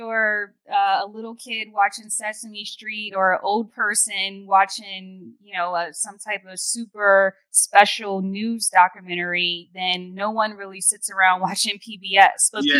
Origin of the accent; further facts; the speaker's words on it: Philadelphia, Pennsylvania, United States; I'm from Philly.